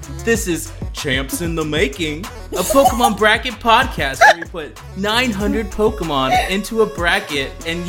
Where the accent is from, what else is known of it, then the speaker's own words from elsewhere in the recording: Iowa City, Iowa, United States; I am from the desecrated Iowa City, Iowa.